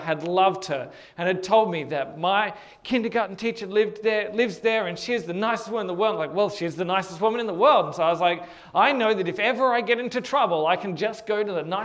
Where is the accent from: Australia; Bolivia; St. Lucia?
Australia; Hornsby, New South Wales; my house where I grew up in Hornsby